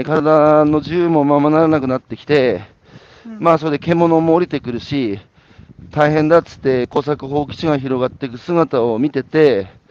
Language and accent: Japanese; Hanamaki, Iwate, Japan; 岩手県の花巻ですけど東北でさ生まれ育って